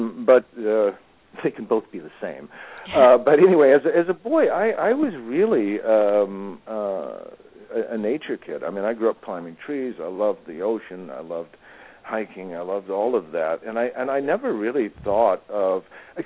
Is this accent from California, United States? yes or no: yes; Malibu, California, United States; I grew up around the Malibu Art Association